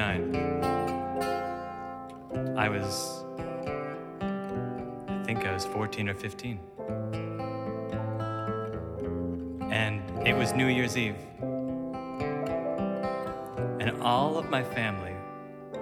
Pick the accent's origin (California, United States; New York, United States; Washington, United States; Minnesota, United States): New York, United States; Rochester; my hometown of Rochester, New York